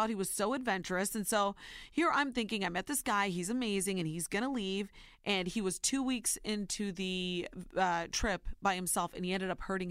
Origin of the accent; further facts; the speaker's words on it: Ohio, United States; now in New York, United States; I call myself a New Yorker now. I'm born and raised in Ohio, but now I truly believe that I am a New Yorker.